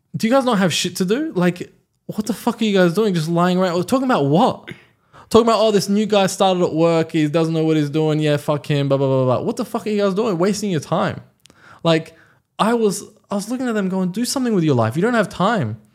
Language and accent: English; Australia; English is a second language; also born or lived in Iran; my parents moved to Australia when I was five